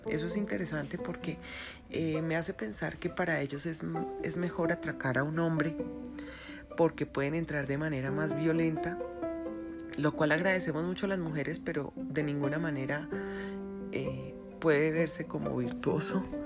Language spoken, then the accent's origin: Spanish; Colombia; conozco mi gente, conozco cómo somos los colombianos